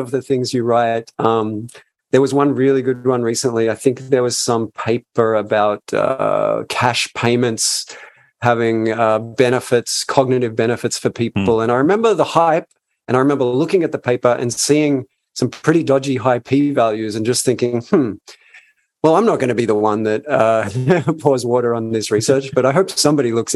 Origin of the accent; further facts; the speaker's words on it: Australia; as an Australian citizen, the queen still rules over my homeland